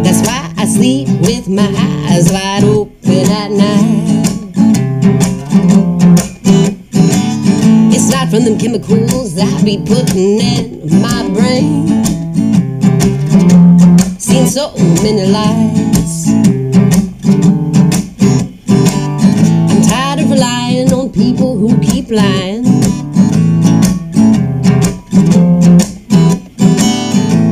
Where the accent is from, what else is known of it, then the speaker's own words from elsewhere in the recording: New Orleans, Louisiana, United States; I was born in New Orleans